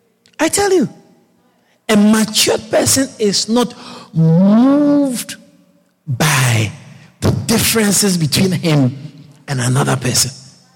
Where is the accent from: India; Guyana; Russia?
Guyana; So I told myself, I'm not Ghanaian. I'm Guyanese. Guyanese, Guyana, we don't give money to people when they die.